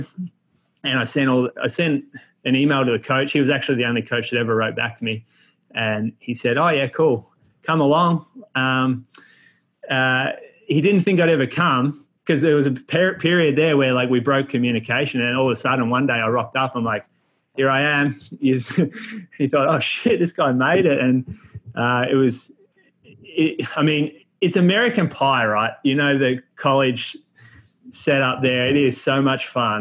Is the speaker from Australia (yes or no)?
yes; Australia; also born or lived in Chico, California; being an Australian on campus in a college town